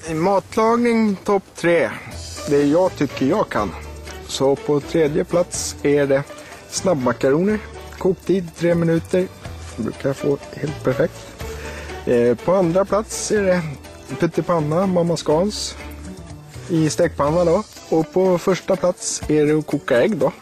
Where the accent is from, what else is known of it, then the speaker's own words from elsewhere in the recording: Syria; now in Sweden; Jag kommer ifrån Syrien, ett land i Mellanöstern